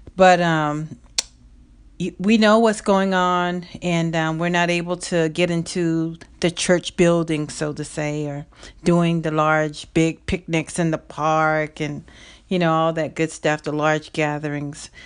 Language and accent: English; the South, United States; I'm from the South